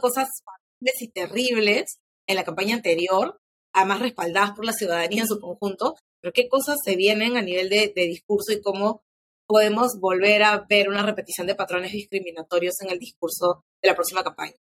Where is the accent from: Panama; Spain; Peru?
Peru; quiénes somos como peruanos